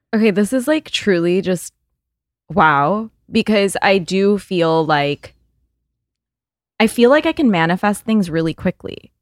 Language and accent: English; Canada; I'm Canadian